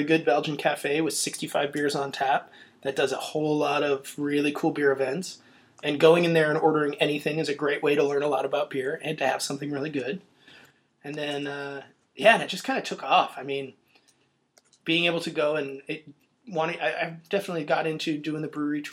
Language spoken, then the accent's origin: English; Olympia, Washington, United States; I grew up in Olympia